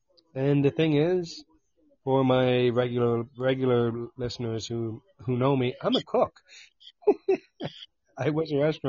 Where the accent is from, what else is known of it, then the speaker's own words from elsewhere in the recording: London, Ontario, Canada; From London, Ontario.